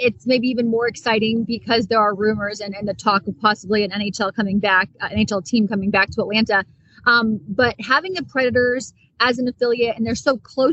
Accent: Ottawa, Ontario, Canada; moved away; I'm from Ottawa, Ontario

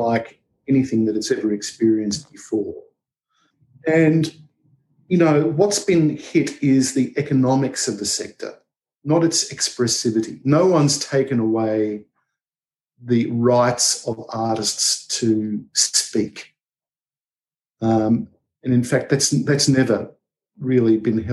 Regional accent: Australia

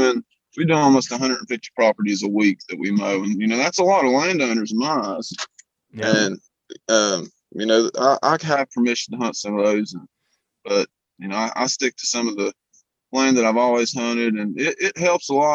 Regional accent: Bristol, Virginia, United States; also born or lived in Pamplin, Virginia; I was born in Bristol, Virginia

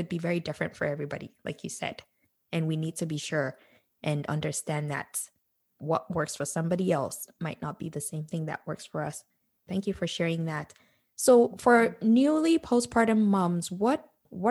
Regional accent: Nigeria; moved away as an adult; growing up in Nigeria

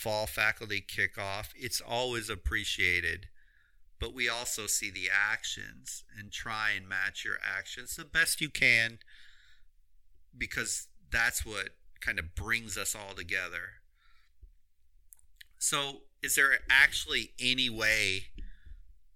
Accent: Florida, United States; home state of Florida

